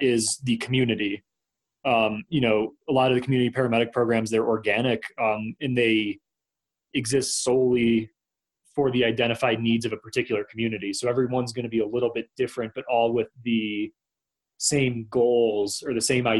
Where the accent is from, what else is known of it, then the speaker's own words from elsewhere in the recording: outside of Rochester, New York, United States; moved away as an adult; now in Colorado, United States; I started as a paramedic in my hometown in, outside of Rochester, New York